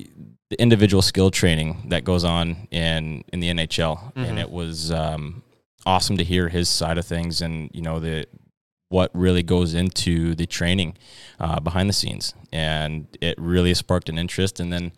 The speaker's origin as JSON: {"language": "English", "town": "Fairbanks", "region": "Alaska", "country": "United States", "tie": "born or raised there", "said": "So I grew up in Fairbanks, Alaska, unfortunately."}